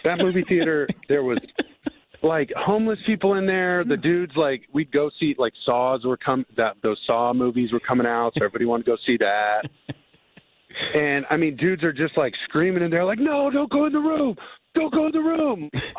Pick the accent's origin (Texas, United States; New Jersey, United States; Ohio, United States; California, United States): California, United States; I'm a SoCal kid, man. I grew up in Orange County. I'm at the beach, like, rainbow sandals all the time.